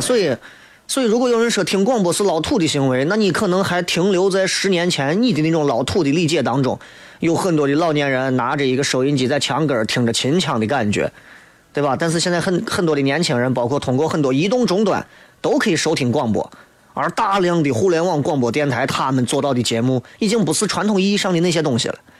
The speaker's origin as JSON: {"language": "Chinese", "town": "Xi'an", "region": "Shaanxi", "country": "China", "said": "你作为一个西安人，你一听就知道"}